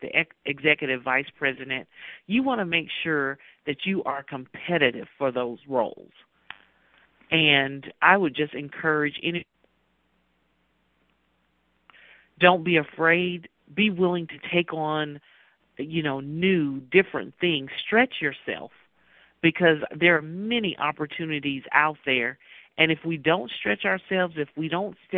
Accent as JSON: {"language": "English", "region": "Mississippi", "country": "United States", "tie": "born or raised there", "said": "growing up in Mississippi"}